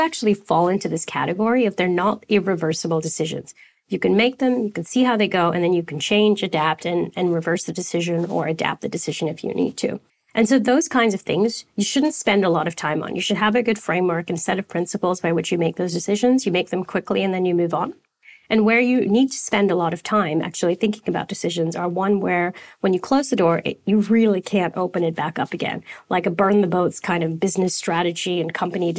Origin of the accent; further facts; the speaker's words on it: Canada; also born or lived in United States; now in Sydney, Australia; I'm Canadian.